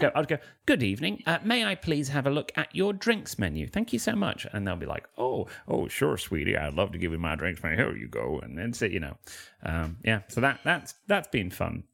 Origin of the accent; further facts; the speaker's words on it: Manchester, North West England, United Kingdom; I'm from Manchester